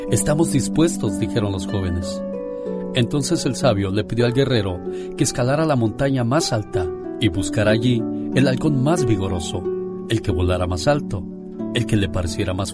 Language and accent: Spanish; Joconostle, Guanajuato, Mexico; Un día salí del Joconostle, Guanajuato. Pero el Joconostle, Guanajuato, nunca salió de mí.